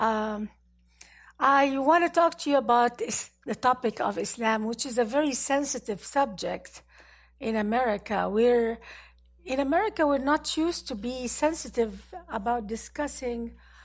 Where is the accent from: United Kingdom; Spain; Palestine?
Palestine; Gaza Strip; also born or lived in Cairo, Egypt; now in United States; in Cairo, Egypt. I grew up in the war zone of the Gaza Strip.